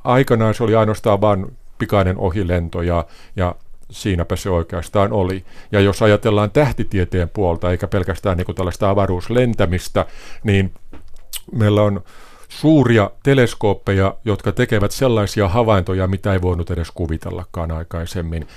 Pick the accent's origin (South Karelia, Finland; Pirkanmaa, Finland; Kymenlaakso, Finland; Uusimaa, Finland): Pirkanmaa, Finland; Valkeakoski; moved away as an adult; also born or lived in Tampere; now in France; olen kotoisin Valkeakoskelta